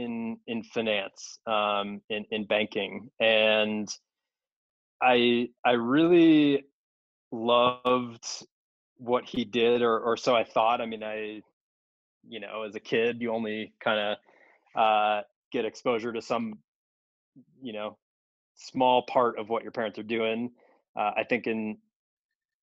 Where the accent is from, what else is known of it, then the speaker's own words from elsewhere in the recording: Chicago, Illinois, United States; I grew up in the Chicago area